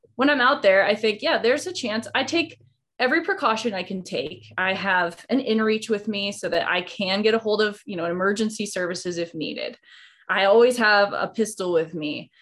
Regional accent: Idaho, United States; now in Montana, United States; I live in Montana, but I grew up in Idaho.

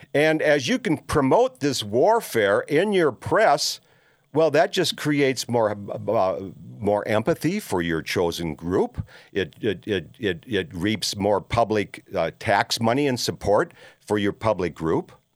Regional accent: Minneapolis, Minnesota, United States; growing up in Minneapolis

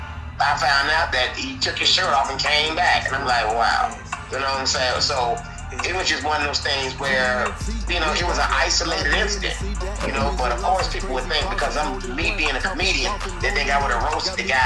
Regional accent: Tuscaloosa, Alabama, United States; also born or lived in Detroit, Michigan / Los Angeles, California; I grew up in Tuscaloosa, Alabama.

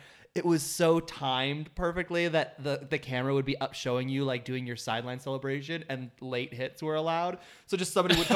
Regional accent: Minnesota, United States; I'm from Minnesota

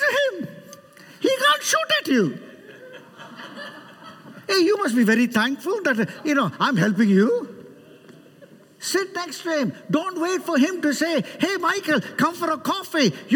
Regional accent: Chennai, Tamil Nadu, India; I'm from Chennai

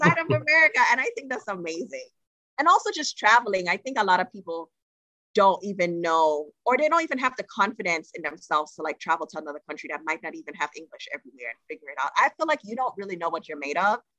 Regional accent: Trinidad & Tobago; I'm from Trinidad and Tobago. And as a country, our people, we struggle with saying words that have TH in them

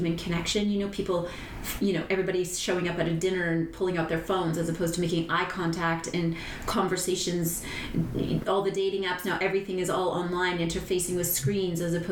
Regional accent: Sault Ste. Marie, Ontario, Canada; now in Costa Rica; Sault Ste. Marie is the town I grew up

